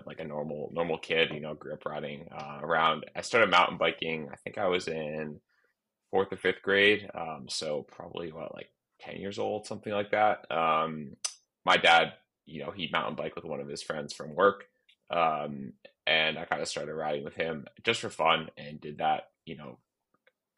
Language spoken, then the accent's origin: English; United States; also born or lived in New England; now in Colorado, United States; I am an American over in Basin, normally in Colorado. Right now I'm in New England for the holidays